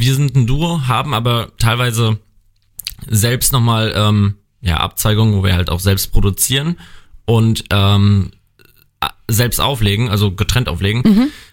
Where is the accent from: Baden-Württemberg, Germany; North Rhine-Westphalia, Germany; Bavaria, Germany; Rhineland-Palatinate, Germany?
Rhineland-Palatinate, Germany; Bad Kreuznach; ich komme gebürtig hier aus Bad Kreuznach, wohne in Bad Kreuznach